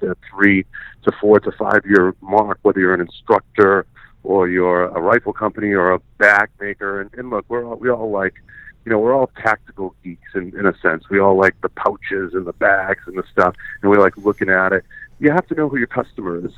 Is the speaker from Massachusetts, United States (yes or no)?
yes; Boston, Massachusetts, United States; moved away as an adult; now in Montana, United States; I grew up in Boston, you know, my whole life.